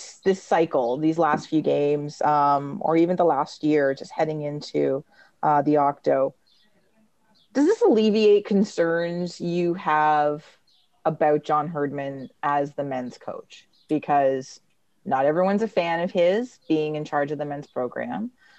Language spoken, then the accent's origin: English; Canada; And being Canadian soccer supporters and having had that affect Canadian soccer at least once or many, many times in the past.